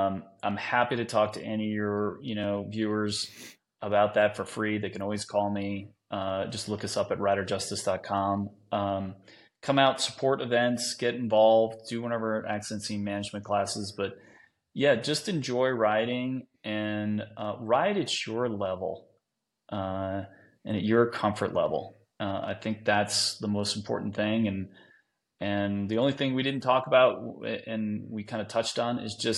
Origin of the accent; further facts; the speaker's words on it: New Jersey, United States; Yeah, you know, I'm from Jersey, so I'm not surprised I run into a trunk one right off my bat in my career.